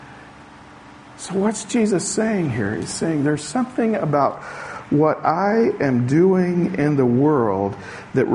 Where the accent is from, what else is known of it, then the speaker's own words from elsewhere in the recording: the South, United States; moved away; also born or lived in Portugal; I grew up in the South where a wedding was cake and punch and maybe some peanuts if you were lucky back in those days